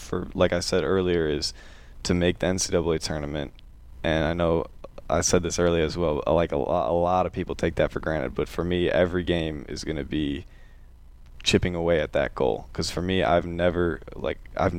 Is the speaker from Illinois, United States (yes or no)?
yes; Glen Ellyn, Illinois, United States; moved away; I'm from a suburb of Chicago about 30 minutes west called Glen Ellen